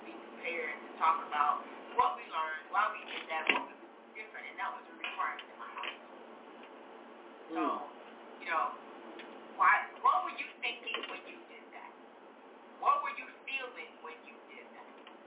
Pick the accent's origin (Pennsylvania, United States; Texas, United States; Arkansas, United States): Arkansas, United States; Little Rock; moved away; also born or lived in Grand Forks; I was born in Little Rock, Arkansas